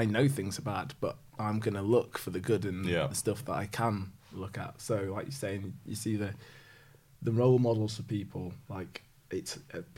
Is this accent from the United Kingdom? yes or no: yes; Yorkshire and the Humber, United Kingdom; as a Yorkshireman